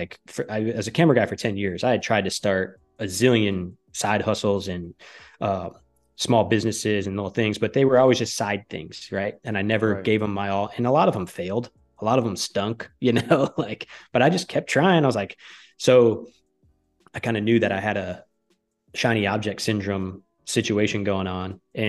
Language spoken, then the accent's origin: English; Michigan, United States; also born or lived in Connecticut / New York City; now in Texas, United States; I grew up in the Northern Michigan. I lived in Connecticut. I worked for ESPN. And then I moved to New York City for like 6 months.